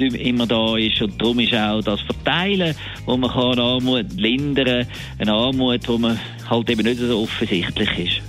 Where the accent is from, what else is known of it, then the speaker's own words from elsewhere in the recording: Switzerland; bei uns in der Schweiz